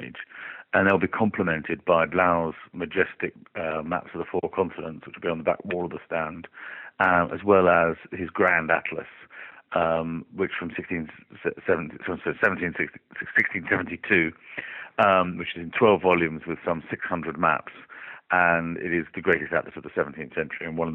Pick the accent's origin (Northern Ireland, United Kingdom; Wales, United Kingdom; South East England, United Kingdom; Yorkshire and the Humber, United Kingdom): South East England, United Kingdom; Oxford; my hometown, which is Oxford